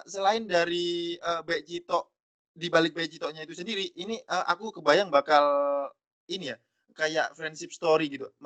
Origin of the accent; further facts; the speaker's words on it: Lumajang, East Java, Indonesia; aku dari Lumajang teman-teman jadi kalau mau main ke Lumajang